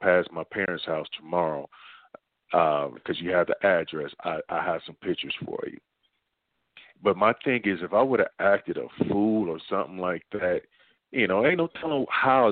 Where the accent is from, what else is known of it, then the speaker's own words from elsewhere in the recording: Dayton, Ohio, United States; moved away; I'm originally from Dayton, Ohio